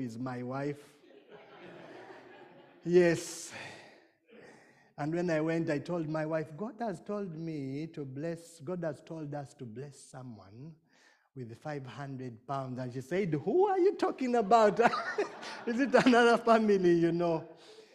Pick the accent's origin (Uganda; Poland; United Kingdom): Uganda; I come from Uganda